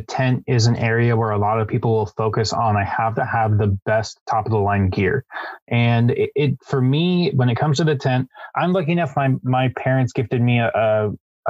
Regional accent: San Diego, California, United States; we're from San Diego

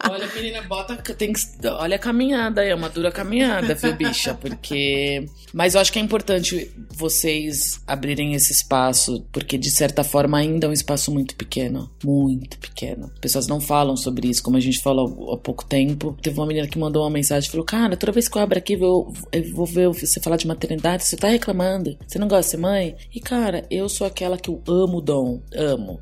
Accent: São Paulo, Brazil; also born or lived in Vila Mariana, São Paulo; Eu cresci muito criança na Leandro de Itaquera

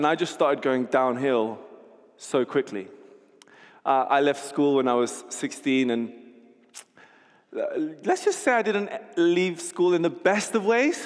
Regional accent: London, United Kingdom; also born or lived in Miami; my grandmother, who lived here in London, brought me over from America, brought me to London, and I got to grow up around my extended family

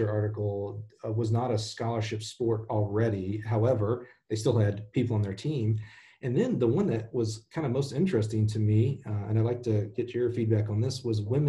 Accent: Alabama, United States; moved away; I'm the one from Alabama

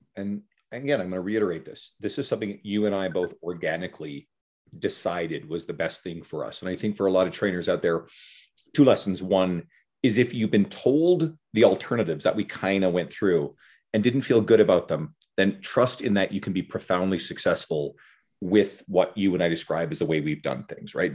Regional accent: Newfoundland and Labrador, Canada; I grew up in Newfoundland

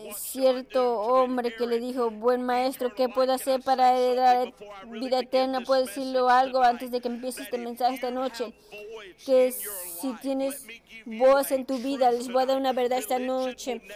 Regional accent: Georgia, United States; soy un hombre de Georgia. Yo amo a Georgia

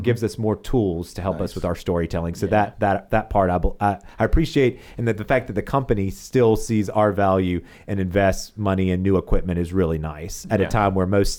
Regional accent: South Carolina, United States; You know, obviously raised in Chester County, went to high school in South Carolina, college in South Carolina, and all of my jobs have been in South Carolina.

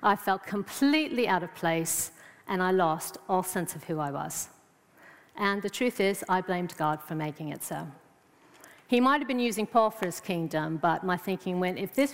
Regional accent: United States; moved away as an adult; now in England; I'm from America

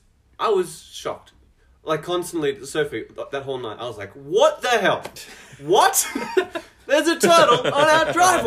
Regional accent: Australia; we're from Australia

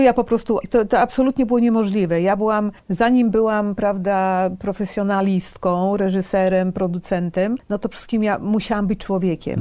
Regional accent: Poland; moved away as an adult; also born or lived in London / Washington / Moscow; wyjechałam z Polski w połowie lat 80.

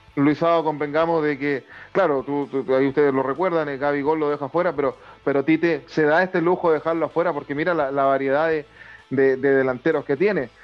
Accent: Chile; como chileno

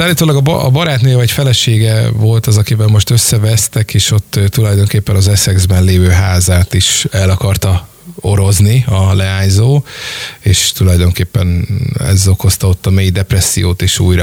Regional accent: Hungary; mint magyarok

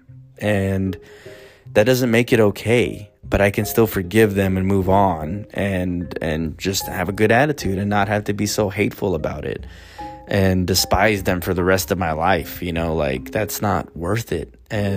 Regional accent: United States

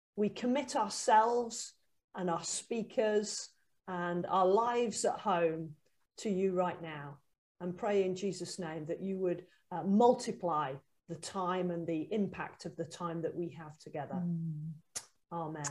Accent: Huddersfield, Yorkshire and the Humber, United Kingdom; I am from Huddersfield.

